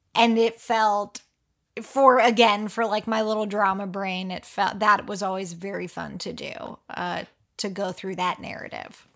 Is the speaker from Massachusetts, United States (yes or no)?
no; Pennsylvania, United States; I am from Pennsylvania